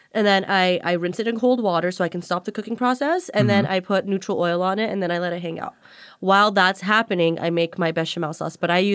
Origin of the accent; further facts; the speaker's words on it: California, United States; No, I'm from California.